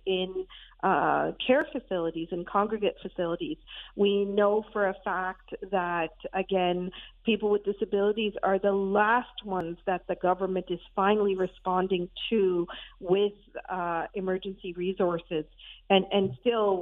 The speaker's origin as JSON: {"language": "English", "country": "Pakistan", "tie": "born or raised there", "moved": "yes", "lives_now": "Canada", "said": "I'm South Asian, I'm Pakistani, I was born there"}